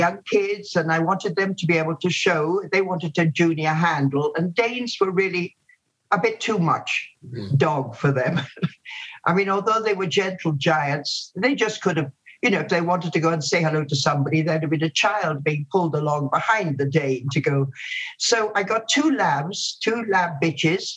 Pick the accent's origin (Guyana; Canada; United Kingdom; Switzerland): Guyana; moved away; also born or lived in India / Jamaica; I then grew up in British Guiana, as it was then